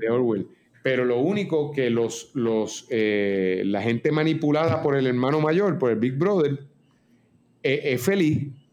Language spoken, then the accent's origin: Spanish; Puerto Rico; los íbaros, nosotros